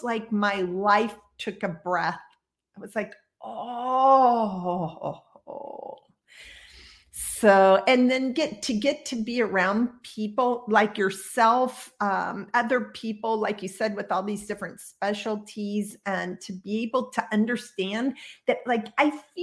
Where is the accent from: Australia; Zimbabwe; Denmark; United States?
United States; Midwest; I grew up in the Midwest in a relatively conservative space